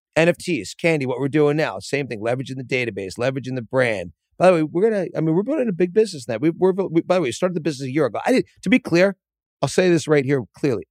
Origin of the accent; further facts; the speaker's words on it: Philadelphia, Pennsylvania, United States; I grew up in Philadelphia.